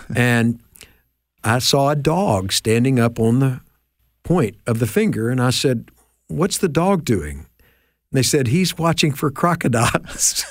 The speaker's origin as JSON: {"language": "English", "town": "Memphis", "region": "Tennessee", "country": "United States", "tie": "born or raised there", "said": "I grew up in Memphis."}